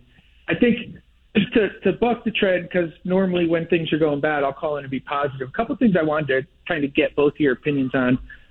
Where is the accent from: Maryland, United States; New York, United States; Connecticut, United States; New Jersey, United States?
Connecticut, United States; now in Texas, United States; I grew up in Connecticut.